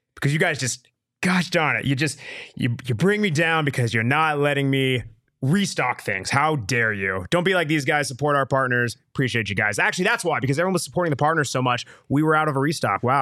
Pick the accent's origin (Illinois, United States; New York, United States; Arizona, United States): Arizona, United States; Tucson; moved away; I'm from Tucson, but I left, my guy. I left Tucson